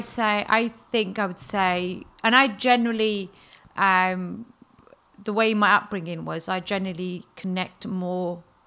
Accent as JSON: {"language": "English", "region": "England", "country": "United Kingdom", "tie": "born or raised there", "said": "I was brought up in England"}